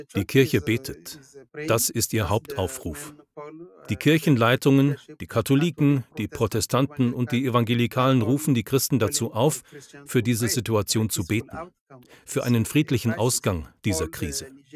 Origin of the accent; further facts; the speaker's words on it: Niger; Ich komme selbst aus der Republik Niger